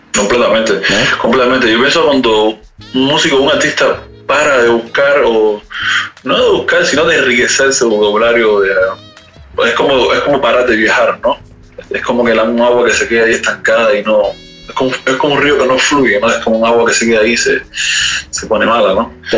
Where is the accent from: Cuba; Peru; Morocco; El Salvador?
Cuba; moved away as an adult; also born or lived in Europe; now in Paris, France; yo soy cubano